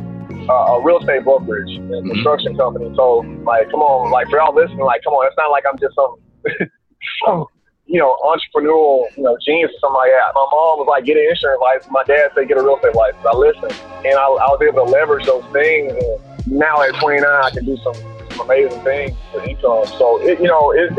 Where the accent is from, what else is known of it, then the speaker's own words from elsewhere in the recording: Tuscaloosa, Alabama, United States; I'm originally from Alabama, Tuscaloosa, Alabama.